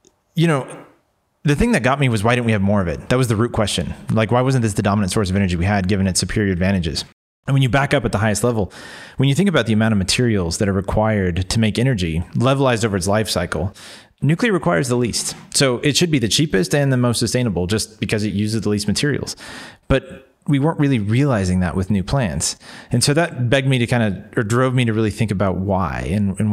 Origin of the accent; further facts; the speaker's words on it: New Mexico, United States; growing up in New Mexico